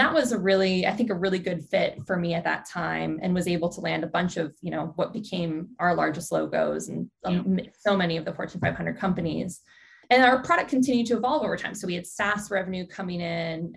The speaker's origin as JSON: {"language": "English", "town": "Dallas", "region": "Texas", "country": "United States", "tie": "born or raised there", "also_born_or_lived": "upstate New York", "moved": "as an adult", "lives_now": "California, United States", "said": "I grew up in Dallas, Texas"}